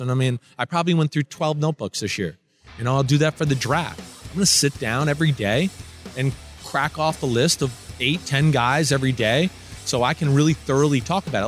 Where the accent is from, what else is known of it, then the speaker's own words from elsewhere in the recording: New Jersey, United States; I grew up in New Jersey, where we're full of jerks and, you know, up yours and shut the F up.